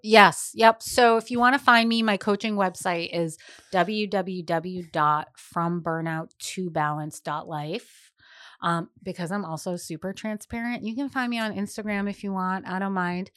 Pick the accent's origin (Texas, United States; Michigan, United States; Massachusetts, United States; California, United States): Massachusetts, United States; Boston; now in Rhode Island, United States; being a Bostonian who's now Rhode Islander for many years